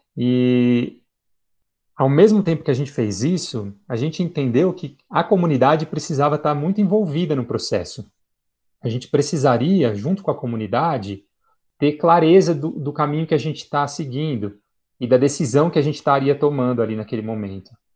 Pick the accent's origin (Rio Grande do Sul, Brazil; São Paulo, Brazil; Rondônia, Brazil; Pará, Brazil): São Paulo, Brazil; Eu falei, do estado de São Paulo